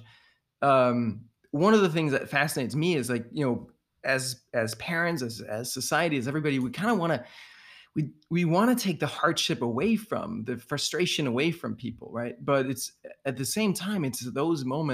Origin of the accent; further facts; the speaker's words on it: Denmark; now in United States; I grew up in Denmark and learned to program from a young age